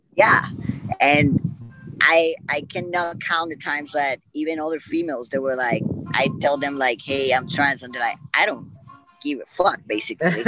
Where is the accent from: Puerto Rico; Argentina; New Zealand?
Puerto Rico; I'm from Puerto Rico